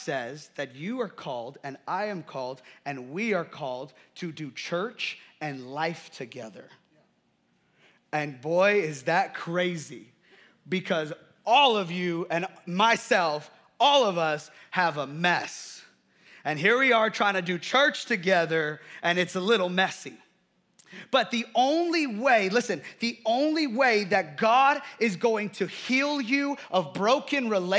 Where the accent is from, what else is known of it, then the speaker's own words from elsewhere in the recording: United States; growing up in America